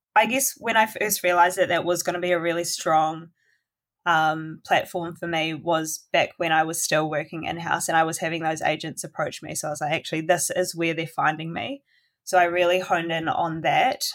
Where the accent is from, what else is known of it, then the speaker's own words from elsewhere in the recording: Golden Bay, Tasman, New Zealand; now in Nelson, New Zealand; that's where I grew up in Golden Bay